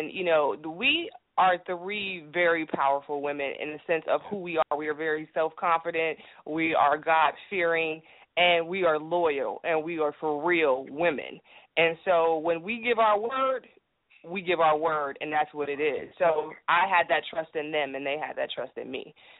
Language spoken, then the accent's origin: English; Cleveland, Ohio, United States; now in Atlanta, United States; I'm from Euclid East. I mean, like, for real, Cleveland